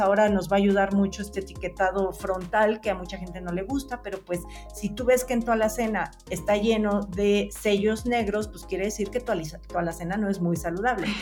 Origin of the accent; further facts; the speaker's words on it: Mexico; como mexicanos podemos metabolizar mejor